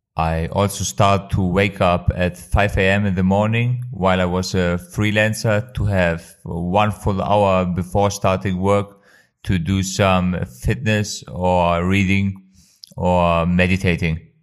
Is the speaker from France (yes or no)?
no; Kosovo; now in Germany; I am originally from Kosovo but living in Germany